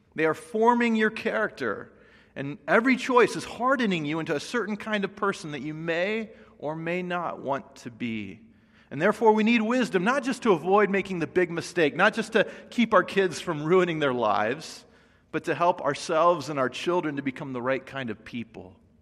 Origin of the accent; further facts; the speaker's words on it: Indiana, United States; now in Los Angeles, United States; I grew up in Indiana, and so just coming here to L